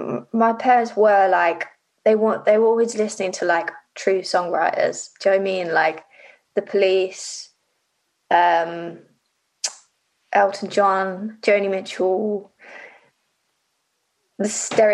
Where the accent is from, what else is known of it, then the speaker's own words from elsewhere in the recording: Livingston, Scotland, United Kingdom; born there; I was born in Scotland, and I was born in a place called Livingston. So I was kind of like trying to look for artists from Livingston or West Lothian.